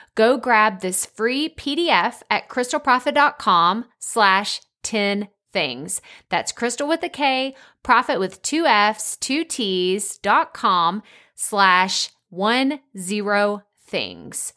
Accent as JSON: {"language": "English", "region": "East Texas", "country": "United States", "tie": "born or raised there", "accent": "East Texas", "said": "real thick East Texas accent"}